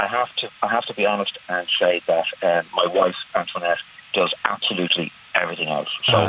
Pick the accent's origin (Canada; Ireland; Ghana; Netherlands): Ireland; Trim, County Meath; Yeah, I'm from Trim on my way to Waterford.